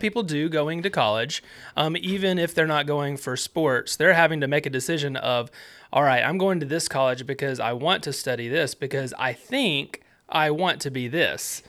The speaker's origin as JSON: {"language": "English", "region": "Alabama", "country": "United States", "tie": "born or raised there", "said": "I grew up in Alabama"}